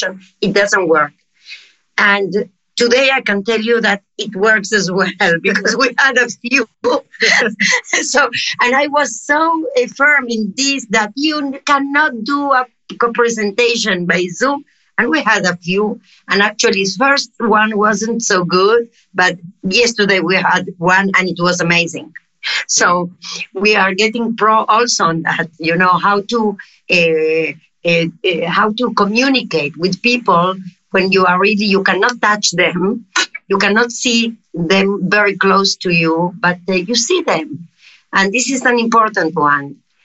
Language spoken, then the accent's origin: English; Uruguay; accent: South American; English is a second language; moved away; also born or lived in Madrid, Spain / Tel Aviv, Israel; I'm South America. I don't know if you noticed by my accent. No, it's obvious. I was born in Uruguay.